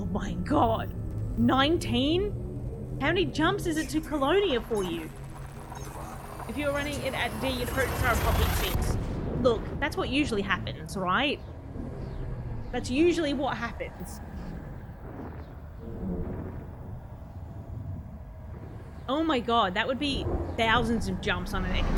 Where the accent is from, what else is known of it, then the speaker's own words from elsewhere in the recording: Australia; I'm Australian